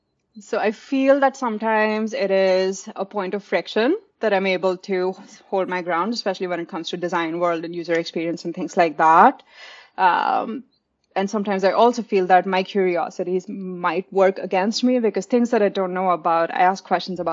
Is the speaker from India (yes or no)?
yes; India; now in Austin, United States; Oh, I moved to Austin 6 years ago, but I grew up in India.